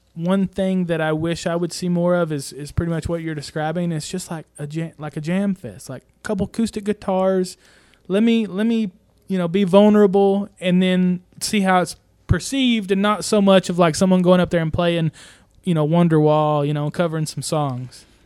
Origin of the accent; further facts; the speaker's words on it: Broken Bow, Oklahoma, United States; I'm just here from Broken Bow